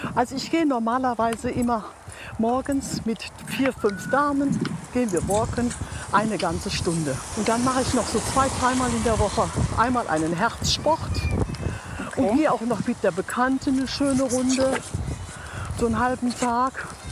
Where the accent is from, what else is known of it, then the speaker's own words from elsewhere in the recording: above Cochem on the Moselle, Rhineland-Palatinate, Germany; bei meinem Heimatort. Das ist oberhalb von Kochum an der Mosel.